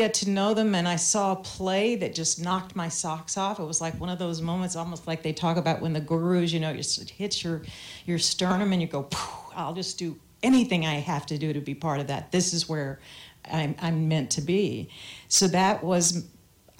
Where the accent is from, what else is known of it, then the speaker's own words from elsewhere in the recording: the South, United States; I grew up in the South